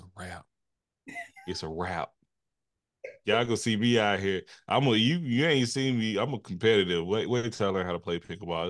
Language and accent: English; Texas, United States; I'm from Texas.